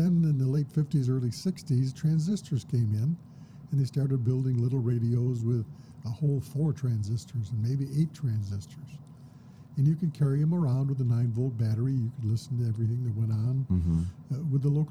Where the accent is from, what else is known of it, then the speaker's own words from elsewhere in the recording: Flint, Michigan, United States; born and raised in Flint, mm-hmm. born back in 47, and had the good fortune to grow up during the era of the portable transistor radio.